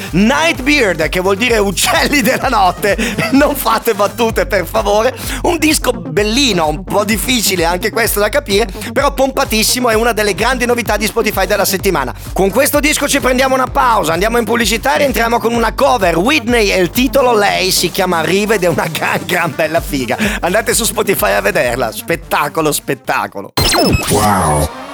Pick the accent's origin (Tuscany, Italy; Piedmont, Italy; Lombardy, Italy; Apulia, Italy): Apulia, Italy; nel mio paese si dice una cosa che si può capire solamente in Puglia